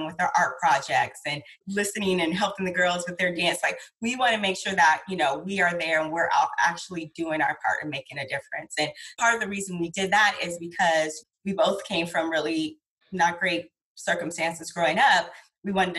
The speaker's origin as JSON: {"language": "English", "town": "San Diego", "region": "California", "country": "United States", "tie": "born or raised there", "said": "I am born and raised in San Diego"}